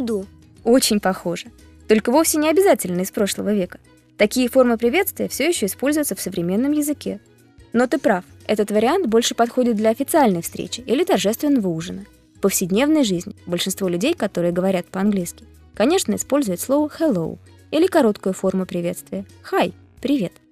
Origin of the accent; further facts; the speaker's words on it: Moscow, Russia; I am from Moscow too. Я тоже из Москвы.